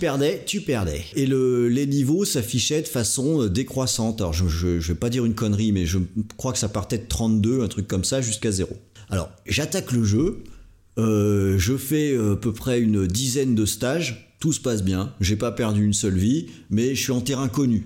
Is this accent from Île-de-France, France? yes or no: no; Brittany, France; à la base je suis breton